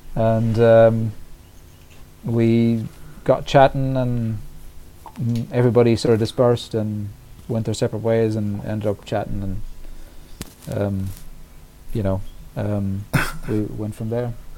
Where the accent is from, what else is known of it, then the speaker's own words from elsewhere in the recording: Ireland; now in United Kingdom; being Irish in Britain